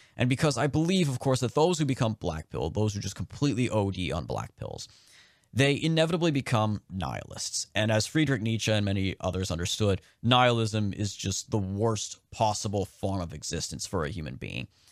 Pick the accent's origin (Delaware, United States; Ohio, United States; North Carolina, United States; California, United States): California, United States; moved away; my home state of California